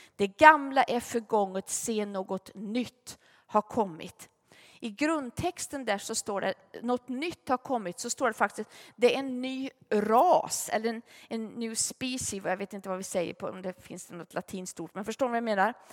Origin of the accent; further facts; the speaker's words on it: Gunnarskog, Värmland, Sweden; vi hade en i församlingen hemma i Gunnarskog